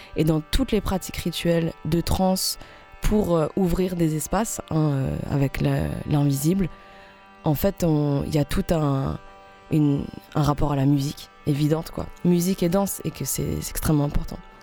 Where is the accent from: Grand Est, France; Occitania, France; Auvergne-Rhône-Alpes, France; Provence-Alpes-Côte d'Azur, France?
Grand Est, France; Alsace; en tant que femme, en tant qu'Alsacienne